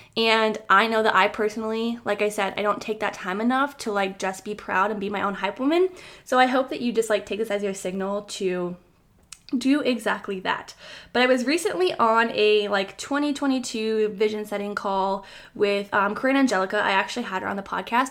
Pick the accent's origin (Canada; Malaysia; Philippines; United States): United States; Iowa; moved away as an adult; now in North Carolina, United States; I moved a thousand miles away to the state of North Carolina from where I originally was born and raised in Iowa